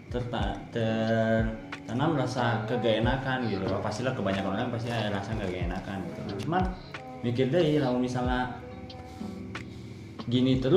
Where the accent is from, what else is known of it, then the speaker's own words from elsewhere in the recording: West Java, Indonesia; Uh, sedangkan saya pribadi kan dari Sunda gitu Sunda nage Sunda lemas gitu uh, eh, di orang tua terus keluarga keluarga besar saya sebenarnya Sunda lemas gitu